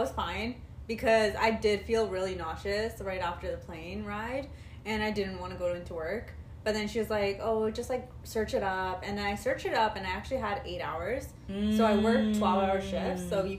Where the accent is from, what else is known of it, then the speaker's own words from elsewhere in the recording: Canada; I'm in Canada. They don't know that I'm from Canada.